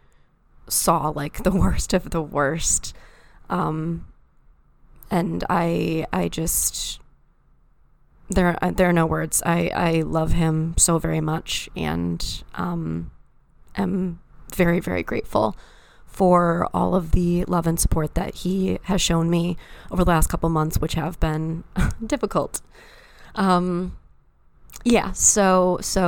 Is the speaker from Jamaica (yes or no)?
no; East Lansing, Michigan, United States; my hometown of East Lansing, Michigan